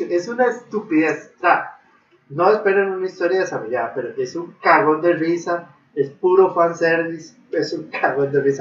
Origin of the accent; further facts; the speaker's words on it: Japan; Spanish is a second language; eso lo aprendí, yo soy japonés, entonces.